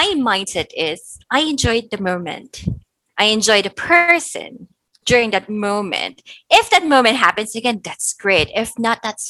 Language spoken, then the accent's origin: English; Philippines; I'm also Filipina